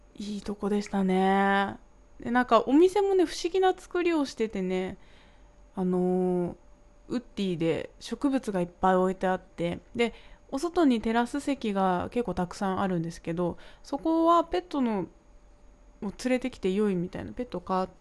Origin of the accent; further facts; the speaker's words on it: Kanagawa, Japan; 私は神奈川の出身なので